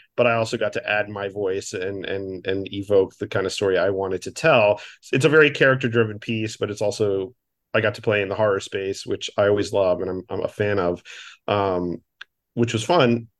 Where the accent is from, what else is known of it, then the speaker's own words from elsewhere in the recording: Miami, Florida, United States; my hometown of Miami